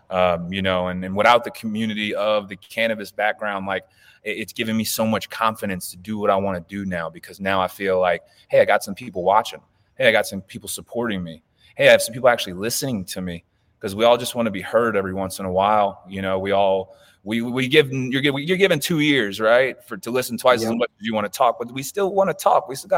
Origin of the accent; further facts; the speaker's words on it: the South, United States; You know, I'm from the South, dude. You don't touch drugs.